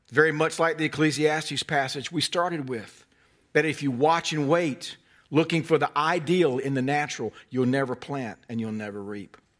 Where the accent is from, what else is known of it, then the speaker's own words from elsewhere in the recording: North Carolina, United States; I'm from North Carolina, hence the carefully honed accent